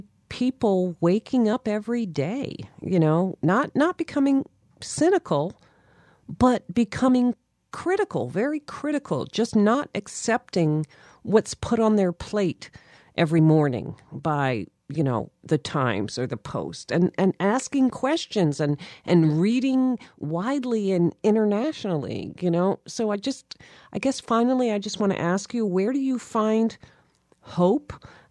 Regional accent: Delaware, United States; I'm from Delaware

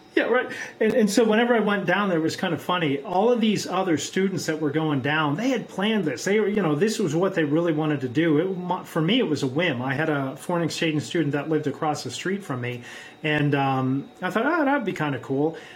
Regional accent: Pittsburgh, Pennsylvania, United States; also born or lived in South America; I'm from Pittsburgh, Pennsylvania.

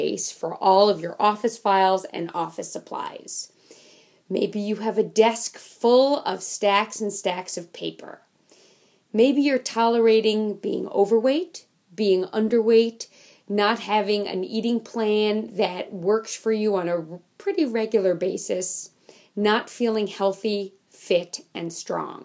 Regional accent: New York City, New York, United States; I grew up in Manhattan. I grew up on the corner of 79th Street and York Avenue

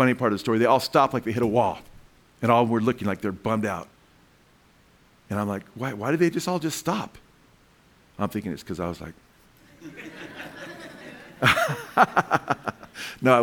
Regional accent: United States; I'm American

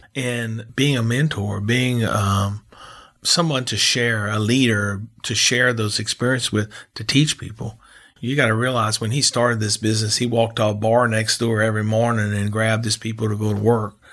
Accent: New Iberia, Louisiana, United States; We had a split-level home that that, uh, we grew up in in Iberia

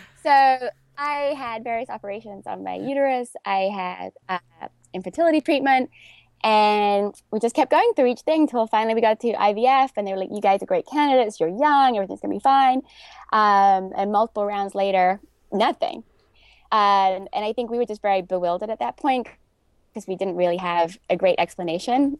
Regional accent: London, United Kingdom; moved away as an adult; also born or lived in New York; growing up in North London with not a lot of, not a big family

